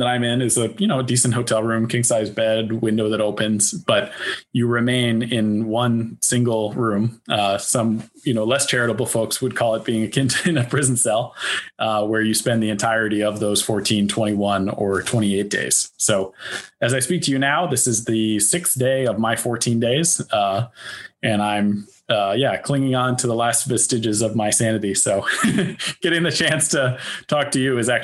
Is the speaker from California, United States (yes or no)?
yes; Silicon Valley, California, United States; moved away as an adult; also born or lived in Boston / Beijing / Shanghai; now in China; I grew up and was born and raised in Silicon Valley.